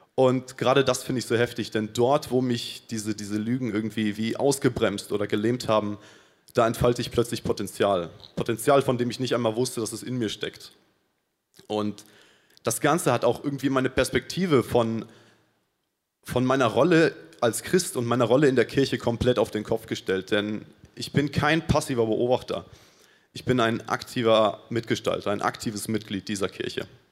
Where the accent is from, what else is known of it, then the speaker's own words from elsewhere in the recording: Paraguay; moved away as an adult; now in Munich, Germany; ich komme aus Paraguay und bin vor sechs Monaten hier nach Deutschland gekommen